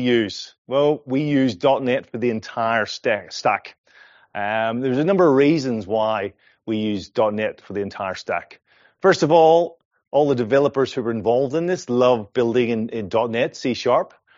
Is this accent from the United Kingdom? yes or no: no; Ireland; accent: Irish; moved away as an adult; now in Perth, Australia; I'm originally from Ireland. This is an Irish accent